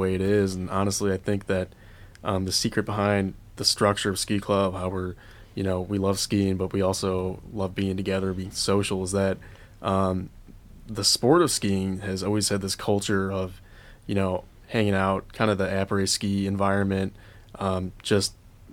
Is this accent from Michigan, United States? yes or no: yes; Ann Arbor, Michigan, United States; I'm from Ann Arbor.